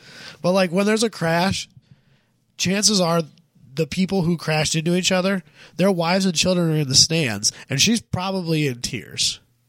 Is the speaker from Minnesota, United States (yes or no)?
no; near Primghar, Iowa, United States; born or raised there; also born or lived in Kansas